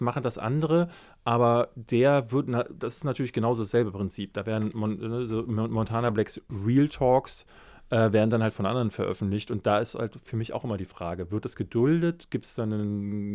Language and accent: German; Berlin, Germany; Aber ich bin ja in Marzahn groß geworden